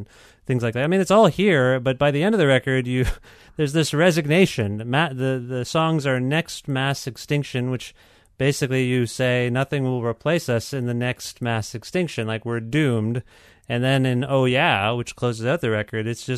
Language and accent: English; Canada; I'm not an American. I'm Canadian.